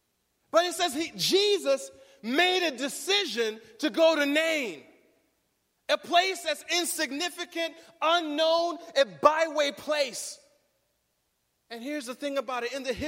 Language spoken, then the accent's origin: English; Riverside, California, United States; And I'll say, I'm from Riverside. And they're like, what? What's there? Where's that? Oh, it's in California.